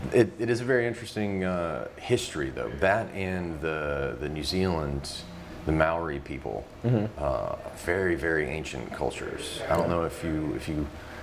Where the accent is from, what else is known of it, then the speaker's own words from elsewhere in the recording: Mobile, Alabama, United States; But I grew up in Mobile